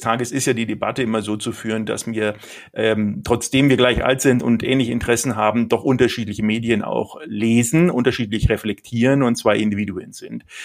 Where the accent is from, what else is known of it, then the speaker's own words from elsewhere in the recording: Nuremberg, Bavaria, Germany; ich bin Nürnberger, bin in Nürnberg geboren